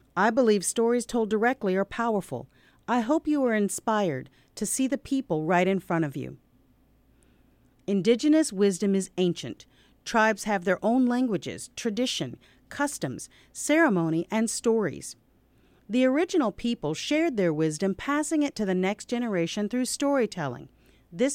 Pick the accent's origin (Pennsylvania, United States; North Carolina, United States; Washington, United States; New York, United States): North Carolina, United States; Cherokee; now in St. Paul, United States; I grew up in Cherokee, North Carolina, on my tribe's original land